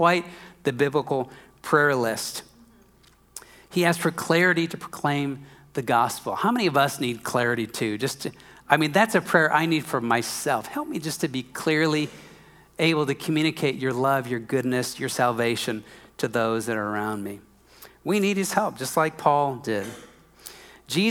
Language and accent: English; Minnesota, United States; I'm from Minnesota